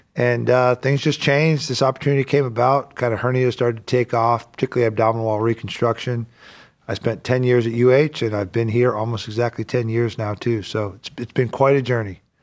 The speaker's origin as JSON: {"language": "English", "region": "the South", "country": "United States", "tie": "born or raised there", "moved": "yes", "lives_now": "Northeast Ohio, United States", "said": "I grew up in the South"}